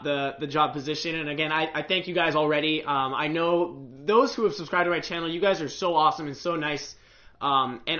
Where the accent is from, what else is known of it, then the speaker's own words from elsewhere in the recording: United States; also born or lived in Osaka, Japan; I'm currently an American college student